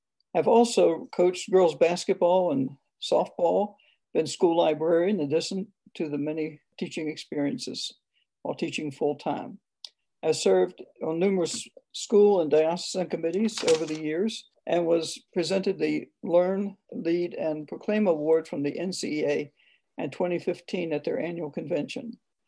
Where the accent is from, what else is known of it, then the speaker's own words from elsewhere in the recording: Southern Maryland, United States; I'm a school sister of Notre Dame. I was born and raised in Southern Maryland. I'm the third of eight children and the oldest girl.